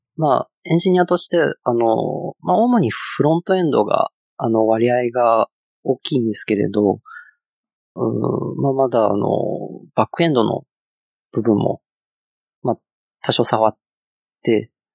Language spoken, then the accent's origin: Japanese; China; Japanese is a second language; moved away as an adult; now in Japan; 中国から来たって言うんですけれど、実際あの、中国であの、仕事した経験がなくて、あの、大学卒業して、あの、新卒で、あの、日本に来たっていう感じで。